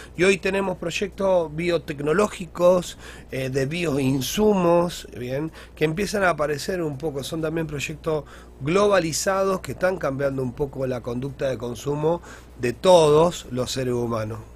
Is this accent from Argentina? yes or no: yes; Argentina; nosotros como, como, como, como, como argentinos